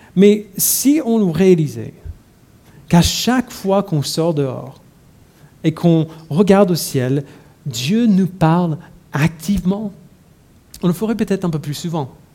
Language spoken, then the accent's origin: French; United States; now in Paris, France; je suis américain